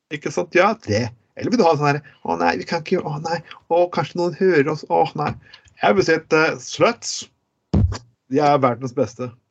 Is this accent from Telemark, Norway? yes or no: yes; Telemark, Norway; moved away as an adult; now in Bergen, Norway; jeg kommer fra Telemark